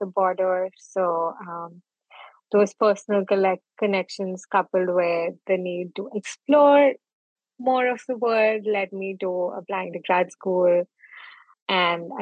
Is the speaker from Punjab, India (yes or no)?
yes; Jalandhar, Punjab, India; moved away as an adult; also born or lived in New Delhi; now in Maine, United States; I was born in Punjab, Jalandhar, and I spent 18 years of my life there